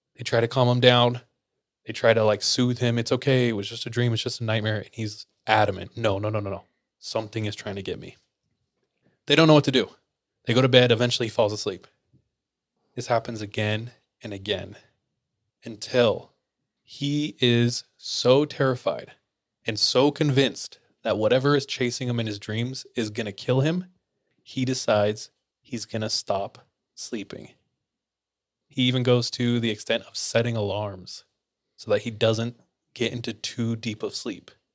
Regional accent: Visalia, California, United States; also born or lived in Australia; I grew up in Visalia, California, near Fresno.

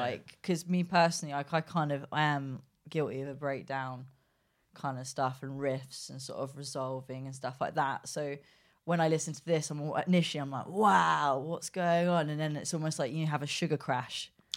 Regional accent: England, United Kingdom; we're from England

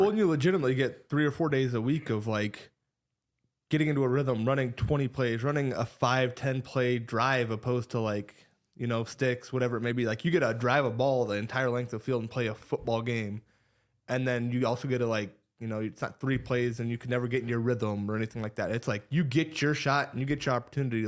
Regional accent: Ames, Iowa, United States; growing up in Ames, diehard Cyclone

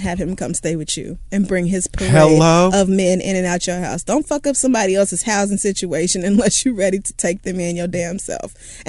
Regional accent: Washington, District of Columbia, United States; I grew up in Southeast DC where most people don't even know what a savings account is, let alone how to manage their money.

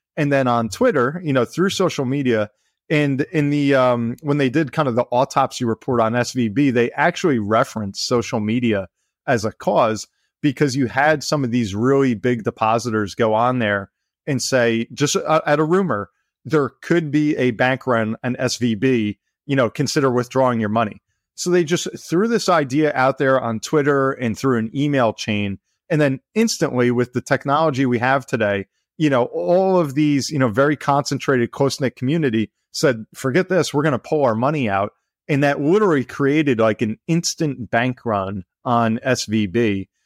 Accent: New Jersey, United States; I grew up in New Jersey, you know, here in the States, um, right along the shore, you know, been here all my life

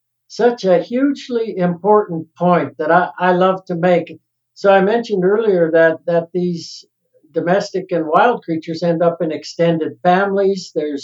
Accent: Salida, Colorado, United States; I think when I grew up in Salida, this little town of Salida, it was still a community.

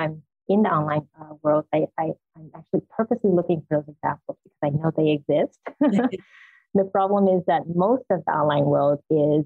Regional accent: Suriname; I grew up in Suriname, in South America, in the tropics, and it's very warm culture

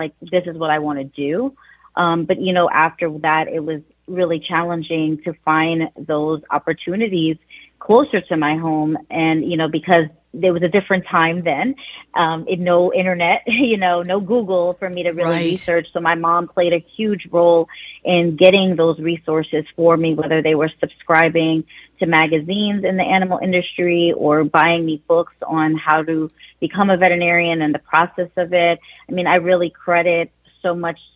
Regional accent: New York City, New York, United States; I am a girl from Queens, New York. I was born and raised

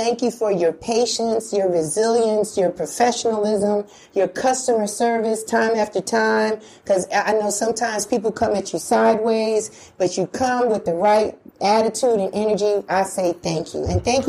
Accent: New York, United States; now in Atlanta, United States; I'm from New York and listen to WBLS growing up.

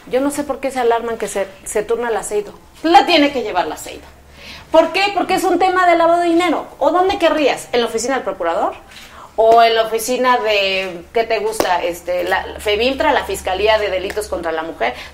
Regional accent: Oaxaca, Mexico; Oaxaca, yo soy de Oaxaca, se aliaron ahí también eh, partidos de oposición y fue un desastre

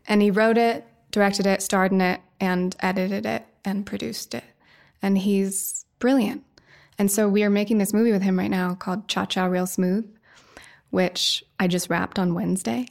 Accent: Woody Creek, Colorado, United States; I grew up in Woody Creek, right near Hunter.

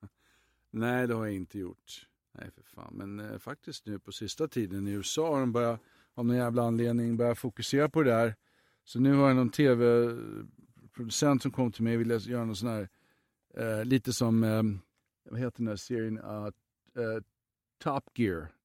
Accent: Sweden; moved away; hemma i Sverige

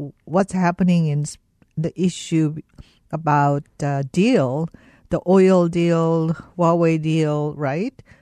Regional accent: South Korea; moved away; I came from South Korea

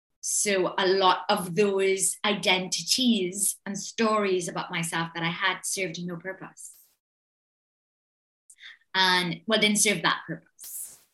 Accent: Trinidad & Tobago; Well, I was born in the 70s. So I was a child of the 80s. And growing up in the island was unbelievab

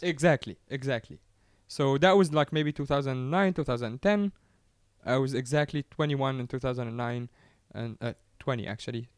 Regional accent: Giza, Giza Governorate, Egypt; I come from Giza, which is where the pyramids are.

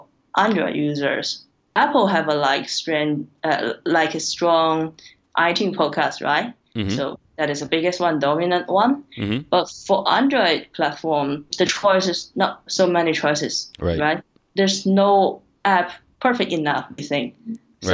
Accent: Tianjin, China; first language Chinese; English is a second language; I'm from Tianjin, the city nearby Beijing

